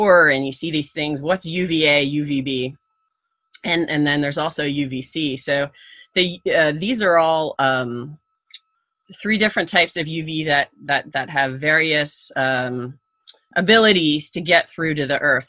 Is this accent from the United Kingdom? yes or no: no; Canada; I grew up in Canada